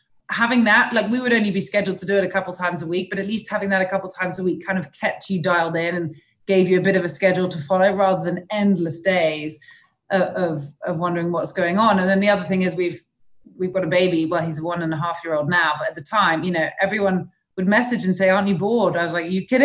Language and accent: English; England, United Kingdom; moved away as an adult; now in Florida, United States; I grew up in England